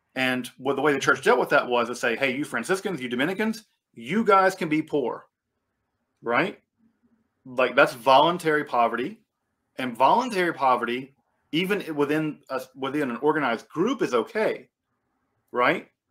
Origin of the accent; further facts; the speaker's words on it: United States; I'm American.